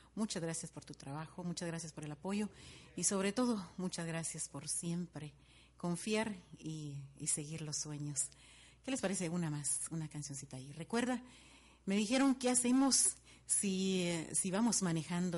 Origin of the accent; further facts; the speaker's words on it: Guatemala City, Guatemala Department, Guatemala; moved away; soy de Guatemala, sí, de la bella ciudad de Guatemala